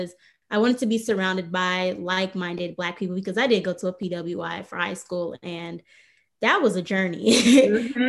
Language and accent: English; Chicago, Illinois, United States; moved away as an adult; from Chicago, Illinois, one of the best cities out there